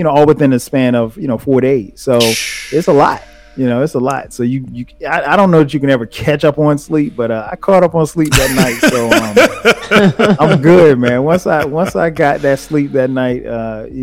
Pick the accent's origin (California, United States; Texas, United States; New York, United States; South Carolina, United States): South Carolina, United States; moved away; my hometown, which is 4 hours away